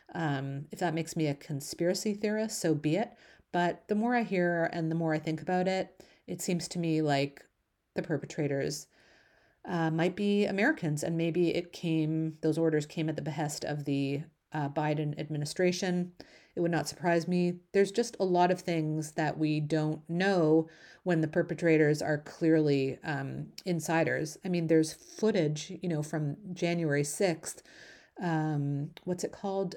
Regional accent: Canada; as a Canadian

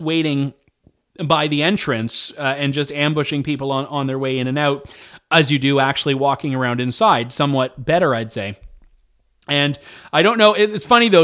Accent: Canada; I'm a Canadian. We we give our ridings names and not numbers

